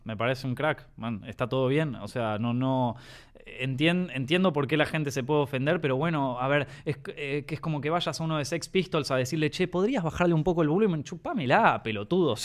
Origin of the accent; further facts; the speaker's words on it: Argentina; yo soy argentino